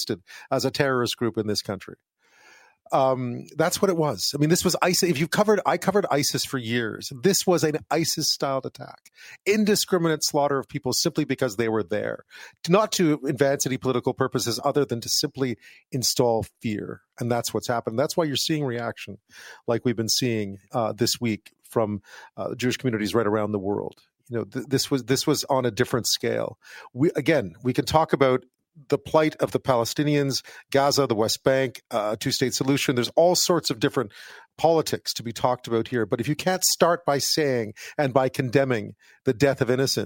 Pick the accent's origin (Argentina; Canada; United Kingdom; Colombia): Canada; as a Canadian